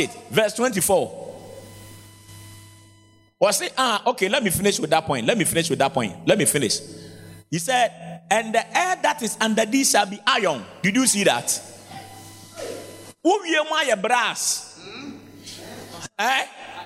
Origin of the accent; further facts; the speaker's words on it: Ghana; I grew up in Zongo